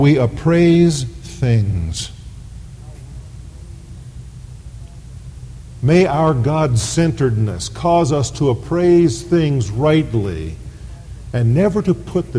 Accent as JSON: {"language": "English", "country": "United States", "said": "We live in the Mecca of materialism, the United States of America. Our nation is considered the promised land"}